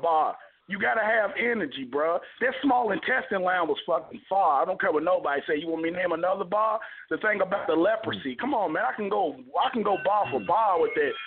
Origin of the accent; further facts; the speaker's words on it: Kentucky, United States; I'm from Kentucky, nigga. I'm from the oh, south